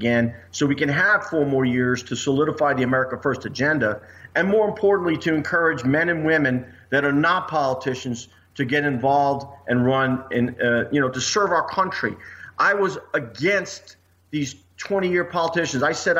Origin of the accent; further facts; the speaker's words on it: Midwest, United States; Okay, I'm from the Midwest.